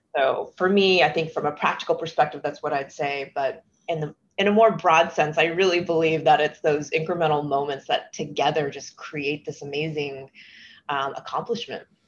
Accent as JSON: {"language": "English", "region": "Texas", "country": "United States", "moved": "yes", "said": "I'm originally from Texas"}